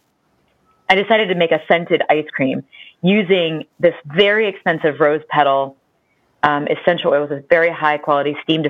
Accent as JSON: {"language": "English", "region": "Ohio", "country": "United States"}